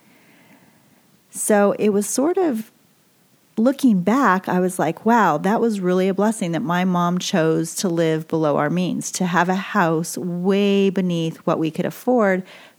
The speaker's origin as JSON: {"language": "English", "town": "Boise", "region": "Idaho", "country": "United States", "tie": "born or raised there", "also_born_or_lived": "California", "said": "I'm growing up in Boise, Idaho, and you know, it's a great place to be raised. And we moved there from California"}